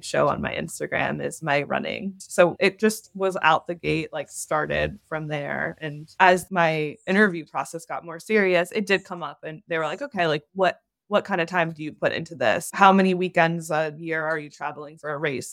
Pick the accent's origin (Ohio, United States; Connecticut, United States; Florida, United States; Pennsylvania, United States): Ohio, United States; now in Los Angeles, United States; growing up in Ohio